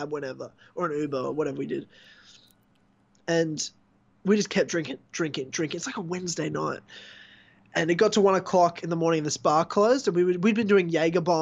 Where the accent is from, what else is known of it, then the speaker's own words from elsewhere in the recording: Brisbane, Queensland, Australia; moved away as an adult; now in Melbourne, Australia; I'm not from Melbourne, you know, I'm from Brisbane